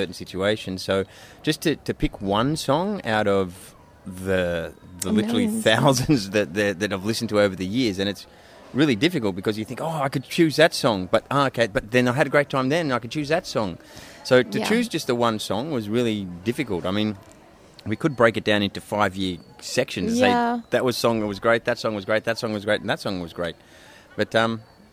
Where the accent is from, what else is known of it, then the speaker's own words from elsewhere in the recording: Australia; accent: broad Australian; moved away as an adult; also born or lived in London; now in Barcelona, Spain; I'm originally from Australia, if you haven't already picked that up from my broad Australian super accent